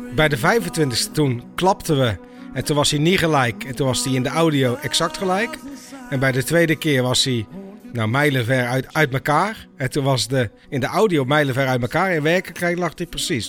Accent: North Brabant, Netherlands; moved away; ik kom uit Brabant

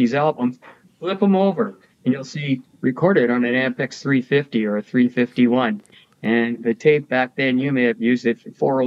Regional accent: Toronto, Ontario, Canada; moved away as an adult; also born or lived in Vancouver; I grew up in Toronto and moved to Vancouver in 1984.

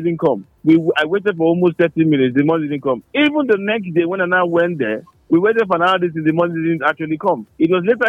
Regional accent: Nigeria; I'm a Nigerian

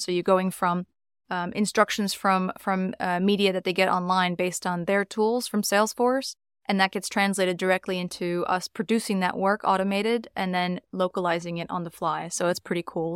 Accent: New York, United States; moved away as an adult; now in London, United Kingdom; I'm from New York originally.

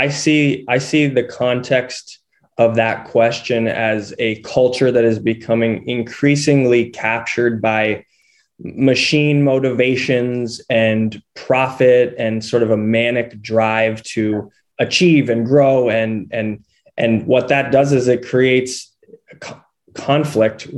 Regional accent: just outside Boulder, Colorado, United States; I grew up in Colorado, in just outside Boulder.

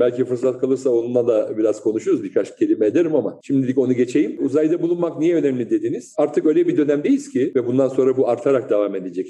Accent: Istanbul, Turkey; also born or lived in Berlin, Germany; Ben aslen Rizeli olup Üsküdar'da doğmuş, İstanbul Üsküdar'da doğmuş, büyümüş birisiyim.

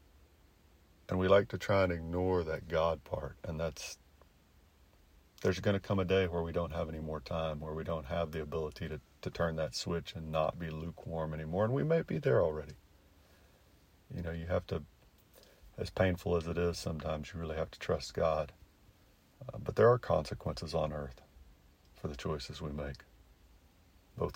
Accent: United States; Our country really is unique

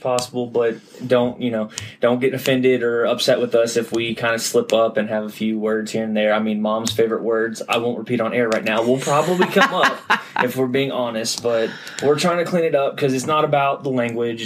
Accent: Middle Tennessee, United States; also born or lived in Memphis, Tennessee; I'm from the Middle Tennessee area, went to Brentwood Academy, graduated

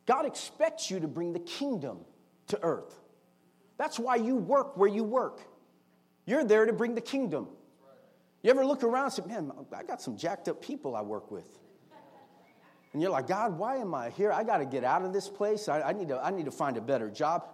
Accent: United States; as American citizens

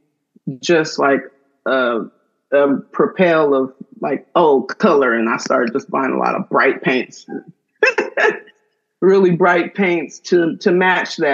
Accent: San Bernardino, California, United States; moved away as an adult; now in Oakland, United States; I was born and raised in San Bernardino, California

